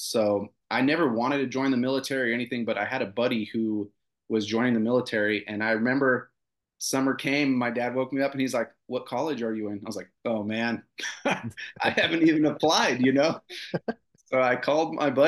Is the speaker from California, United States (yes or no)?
yes; Westminster, California, United States; moved away as an adult; also born or lived in Romania; now in Texas, United States; We ended up in Southern California. I grew up in Orange County